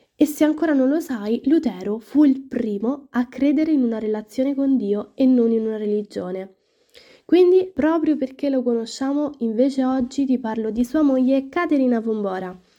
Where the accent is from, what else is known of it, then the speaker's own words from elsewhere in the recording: Rome, Lazio, Italy; sono una studentessa universitaria, ho 19 anni e vengo da Roma